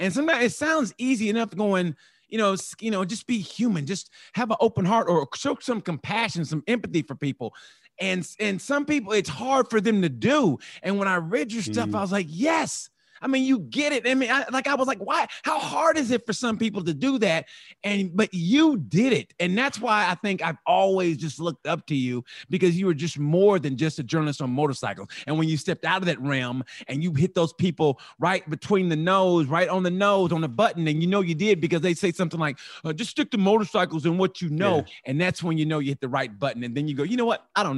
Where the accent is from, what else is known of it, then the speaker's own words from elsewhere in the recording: Oklahoma, United States; And I grew up in Oklahoma and I'm just now finding it. And I had to go, and I'm from Oklahoma.